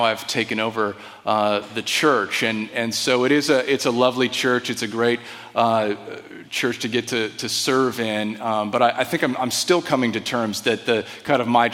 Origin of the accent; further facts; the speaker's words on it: Desert Vineyard, California, United States; I grew up in the Desert Vineyard. My parents founded that church